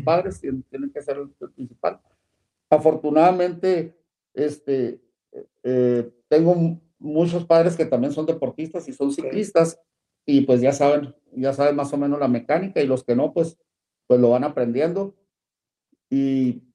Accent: Parral, Chihuahua, Mexico; now in Ciudad Juárez, Mexico; yo soy de Parral, beisbolero

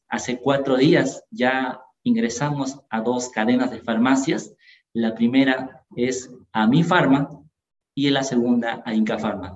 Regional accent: Ayacucho, Peru; nosotros somos de Ayacucho

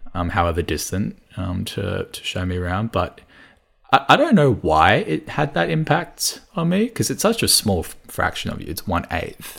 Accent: Melbourne, Victoria, Australia; first language Cantonese; English is a second language; growing up here

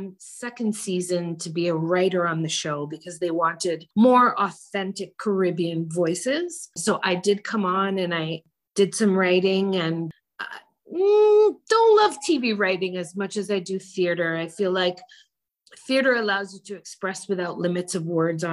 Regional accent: Canada; also born or lived in Jamaica; we came to Canada, I was born in Jamaica, came to Canada at a very young age.

